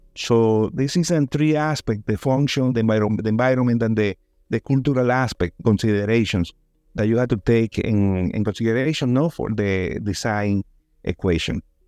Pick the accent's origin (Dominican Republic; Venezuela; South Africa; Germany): Dominican Republic; also born or lived in New York, United States; I was born in New York by accident, but I grew up in Dominican Republic